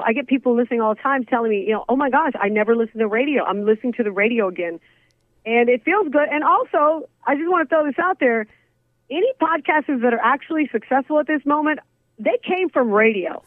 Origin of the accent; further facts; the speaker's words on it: Big Spring, Texas, United States; now in Phoenix, United States; I grew up in Big Spring, Texas, which is a small, tiny, I mean, town